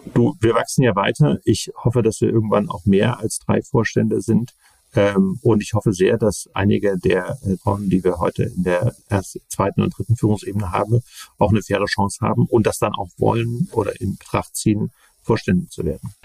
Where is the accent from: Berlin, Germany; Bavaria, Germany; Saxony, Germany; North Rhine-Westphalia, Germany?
Saxony, Germany; Leipzig; Bin ja aufgewachsen in Leipzig